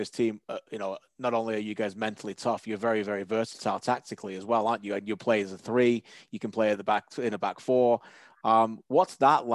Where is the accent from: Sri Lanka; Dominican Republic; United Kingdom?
United Kingdom; England; moved away as an adult; now in Canada; I was born in England